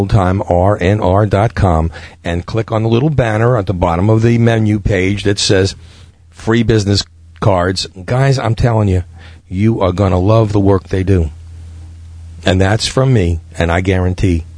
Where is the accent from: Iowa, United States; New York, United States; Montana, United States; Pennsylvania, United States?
New York, United States; New York City; me growing up in Brooklyn